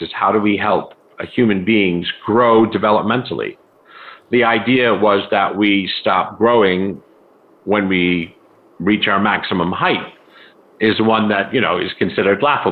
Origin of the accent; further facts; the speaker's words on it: United States; I was raised in the United States, primarily